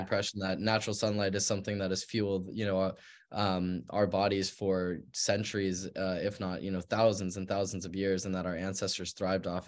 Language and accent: English; Park City, Utah, United States; was born and raised in Park City, Utah